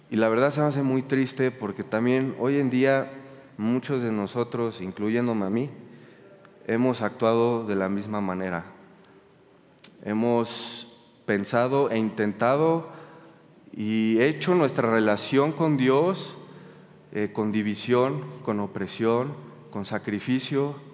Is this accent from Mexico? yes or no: yes; Toluca, State of Mexico, Mexico; also born or lived in Cuernavaca; yo cuando era chiquito, junto con mis hermanas, crecimos aquí en Toluca, después nos fuimos a Ciudad, de México, después eh, nos de México, a Toluca, vivimos en Cuernavaca